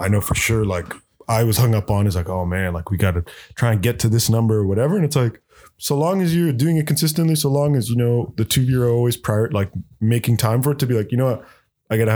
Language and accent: English; Durham Region, Ontario, Canada; I'm from Durham region